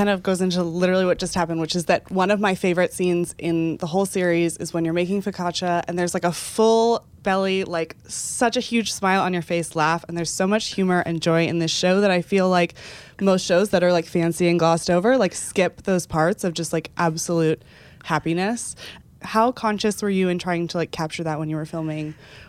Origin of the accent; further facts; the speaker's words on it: Texas, United States; I'm from Texas, and I feel like I wish I could just say queso runs through my veins.